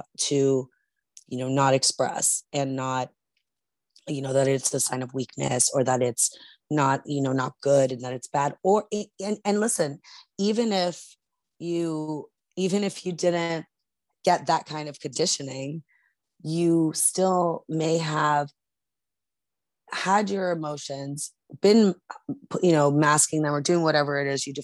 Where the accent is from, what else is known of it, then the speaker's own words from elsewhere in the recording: New York, United States; I'm from New York